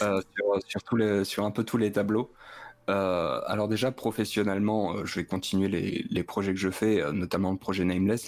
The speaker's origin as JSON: {"language": "French", "town": "Metz", "region": "Grand Est", "country": "France", "moved": "yes", "lives_now": "near Clermont-Ferrand, France", "said": "je viens de Metz"}